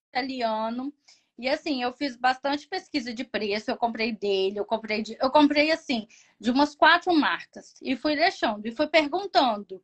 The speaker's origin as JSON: {"language": "Portuguese", "country": "Brazil", "said": "sou brasileira"}